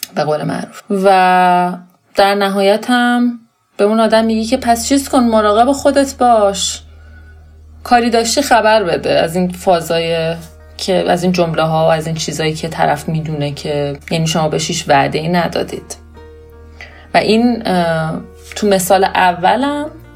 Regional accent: Iran

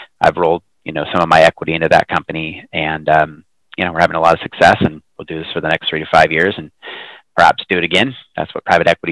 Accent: Hood River, Oregon, United States; also born or lived in Hillsboro, Oregon; moved to a small town called Hood River when I was about one

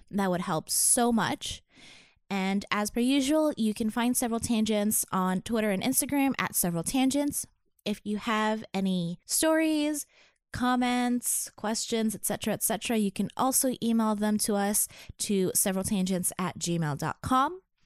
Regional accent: Toronto, Ontario, Canada; I grew up in Chin and Finch

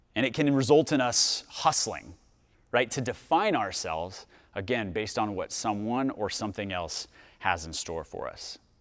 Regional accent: Dallas, Texas, United States; I'm from Dallas.

